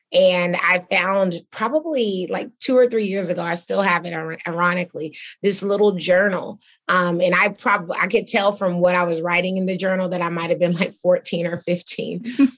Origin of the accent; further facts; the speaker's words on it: Atlanta, Georgia, United States; I think, you know, I was from Atlanta, so of course I wanted to create more jobs here.